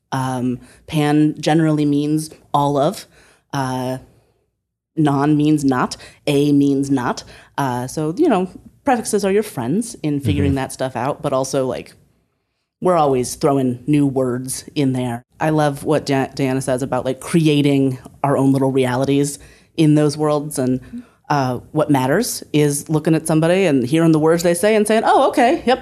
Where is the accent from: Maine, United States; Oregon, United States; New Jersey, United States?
Oregon, United States; I'm from Southern Oregon.